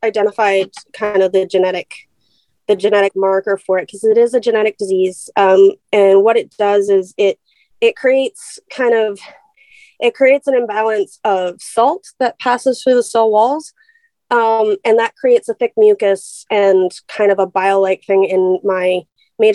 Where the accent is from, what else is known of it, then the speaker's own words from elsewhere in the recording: Vancouver, British Columbia, Canada; So I'm from the West Coast. I was born and raised in Vancouver, BC.